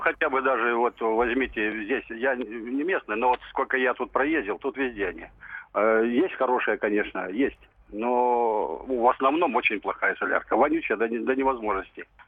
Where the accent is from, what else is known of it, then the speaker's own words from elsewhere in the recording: Khabarovsk Krai, Russia; moved away; also born or lived in Belgorod; Я с Дальнего Востока